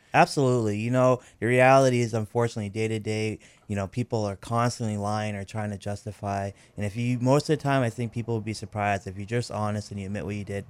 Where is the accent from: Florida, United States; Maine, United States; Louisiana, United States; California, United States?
Maine, United States; I was adopted, so all but a month of my life I've been in Maine